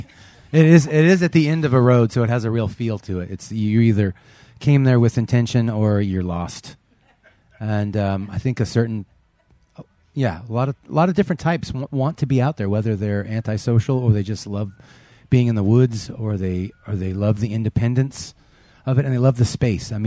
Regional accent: Northern California, United States; moved away as an adult; now in Horsefly, Canada; I grew up in Northern California

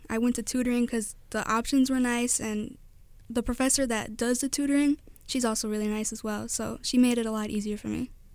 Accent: Whiting, Indiana, United States; I grew up all my life in Whiting, Indiana

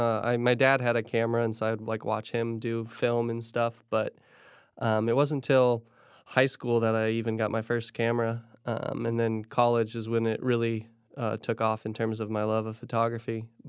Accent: Indonesia; also born or lived in Philippines / Indiana; I grew up in Indonesia and the Philippines, spent my childhood over there and then Indiana after

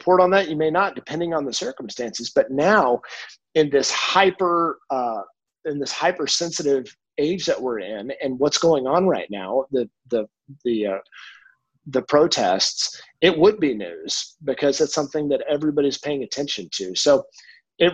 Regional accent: Lubbock, Texas, United States; I'm from Lubbock. I'm born and raised here

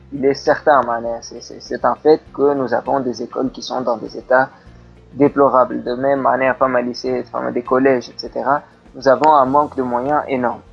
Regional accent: Tunisia; moved away; also born or lived in France; je, suis tunisien, je suis né en Tunisie

